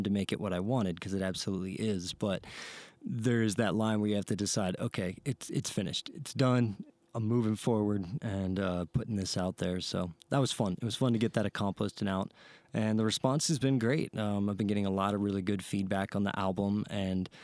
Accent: Ohio, United States; moved away as an adult; now in Santa Fe, United States; I'm from Ohio

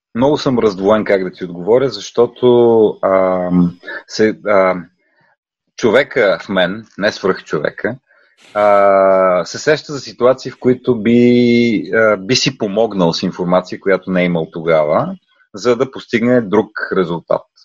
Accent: Bulgaria; moved away; also born or lived in Netherlands; да говорим много добре български, като българи

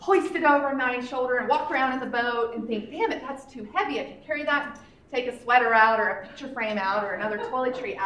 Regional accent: North Carolina, United States; moved away as an adult; also born or lived in Los Angeles; my story starts in North Carolina, where I grew up.

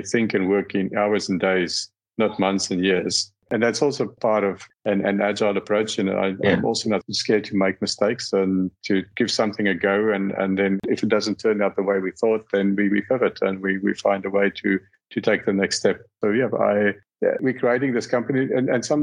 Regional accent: South Africa; moved away; I was born in South Africa

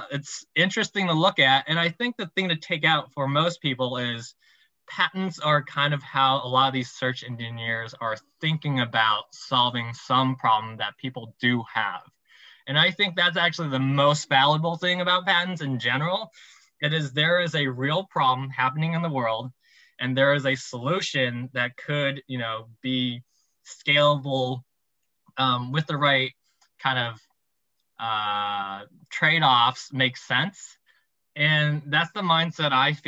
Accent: Taiwan; I'm from Taiwan

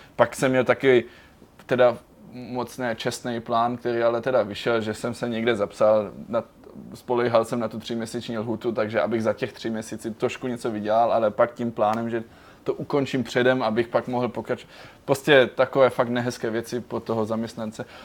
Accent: Germany; moved away as an adult; now in Prague, Czech Republic; jsem celý život žil v Německu

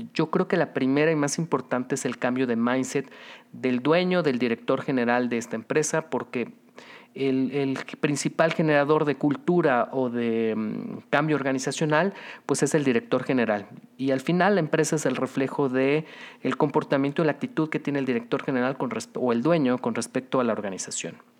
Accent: Mexico

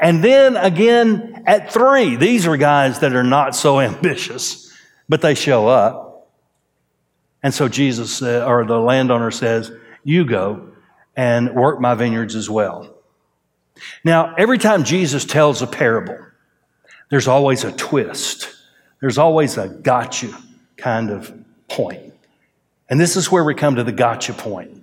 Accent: Groves, Texas, United States; now in Conroe, United States; I was raised in Groves, Texas.

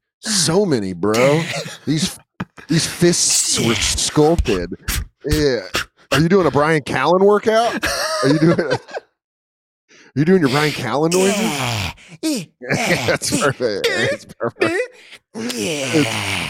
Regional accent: Denver, Colorado, United States; I'm from Denver. And that's a very normal thing where we're from, where it's like you have milk with dinner.

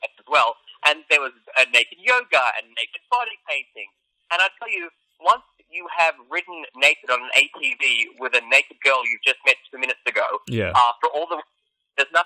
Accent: Australia; moved away as an adult; now in Los Angeles, United States; I'm from Australia. I grew up in Australia, 28 years in Australia

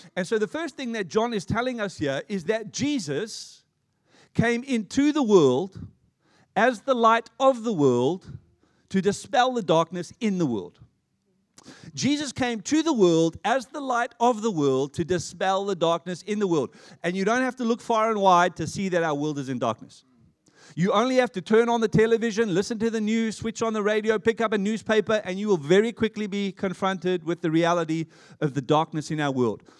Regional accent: Johannesburg, Gauteng, South Africa; now in Australia; I'm an Australian citizen, having been born and raised in Johannesburg.

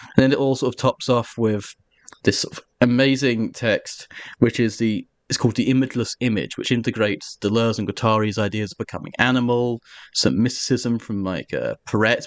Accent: Essex, East of England, United Kingdom; I'm from Essex, and my, I'm, my people are historically of the Cockney diaspora.

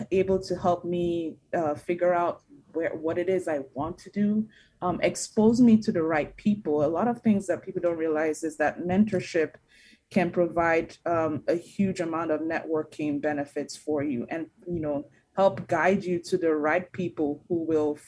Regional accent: Nigeria; also born or lived in New Jersey; now in United States; I'm an immigrant myself. I'm from Nigeria.

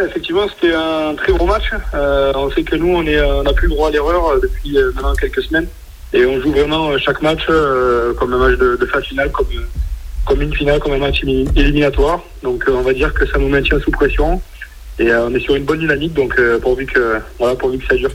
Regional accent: near Agen, south-west France, France; moved away as an adult; now in Toulon, France; je suis originaire du Sud-Ouest, à côté d'Aliens.

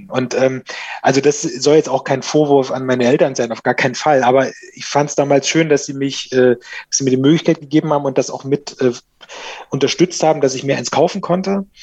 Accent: Thuringia, Germany; ich bin auf dem Dorf groß geworden in Thüringen und ähm, da war jetzt nicht so viel los.

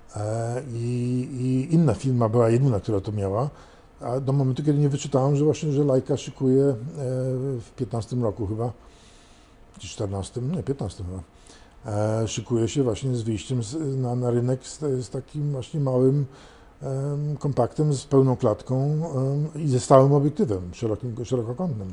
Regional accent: London, United Kingdom; now in Warsaw, Poland; był z Londynu tak jak ja

